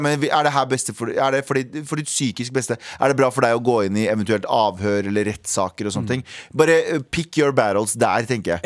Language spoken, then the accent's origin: Norwegian; Norway; jeg er norsk